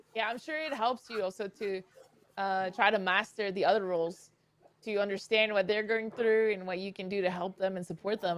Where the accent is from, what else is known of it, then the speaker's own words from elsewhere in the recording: Canada; moved away; I'm from Canada. I'm from the north